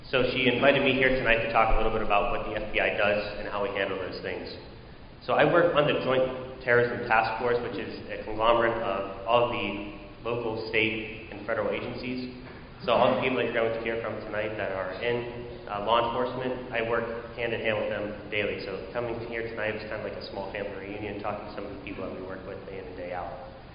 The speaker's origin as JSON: {"language": "English", "town": "Pittsburgh", "region": "Pennsylvania", "country": "United States", "tie": "born or raised there", "moved": "as an adult", "lives_now": "Albany, United States", "said": "I am from Pittsburgh, Pennsylvania, so whenever October 27th happened, it kind of rattled my home, uh, my home city and my family to its core"}